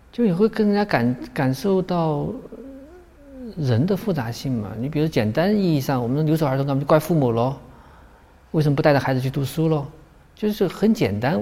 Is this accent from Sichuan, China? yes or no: no; Guizhou, China; moved away; 我对贵州比较熟悉，我是贵州出来的